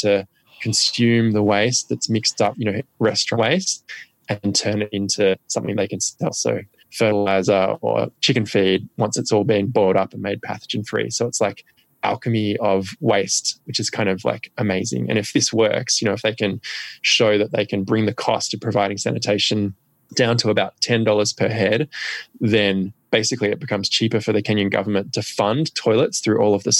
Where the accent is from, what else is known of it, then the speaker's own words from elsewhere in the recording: Australia; For me, what I realized